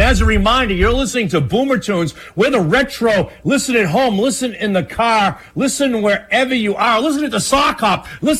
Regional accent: Beverly, Massachusetts, United States; I grew up in Beverly, Mass.

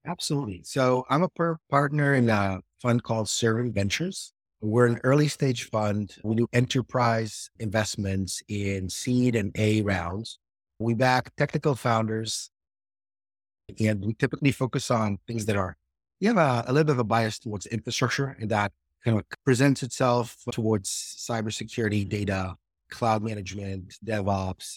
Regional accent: Israel; also born or lived in Seattle, United States; now in San Francisco Bay Area, United States; I'm originally from Israel

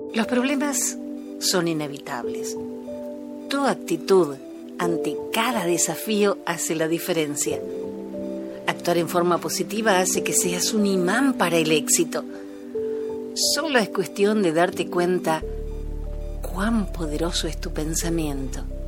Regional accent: Argentina; moved away as an adult; now in Miami, United States; soy argentina

